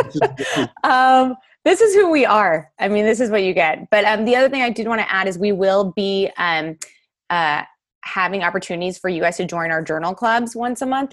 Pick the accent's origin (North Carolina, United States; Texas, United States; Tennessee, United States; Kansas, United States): Texas, United States; moved away as an adult; also born or lived in Baltimore / Los Angeles; now in Madison, United States; I'm from Texas.